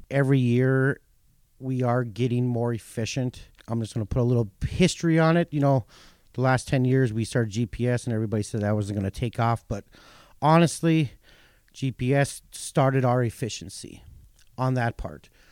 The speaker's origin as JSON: {"language": "English", "region": "North Dakota", "country": "United States", "tie": "born or raised there"}